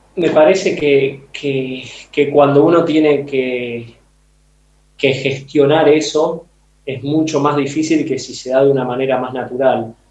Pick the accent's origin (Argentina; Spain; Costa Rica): Argentina; moved away; vengo del fútbol de Argentina y, como futbolero y entrenador me crié y aprendí ahí.